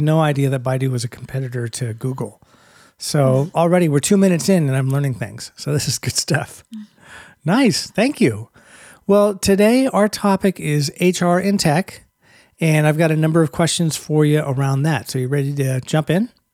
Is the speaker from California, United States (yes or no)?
yes; Bay Area, California, United States; I'm from the Bay Area. I was in Silicon Valley for twenty years